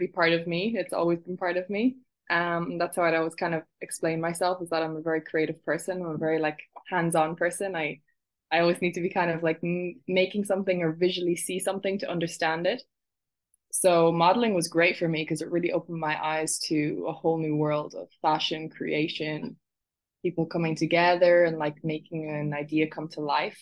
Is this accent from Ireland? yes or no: yes; Ireland; moved away as an adult; also born or lived in London; now in Barcelona, Spain; I'm from Ireland, and I was born in London and then moved to Ireland when I was about 4 years old. So I've been raised in Ireland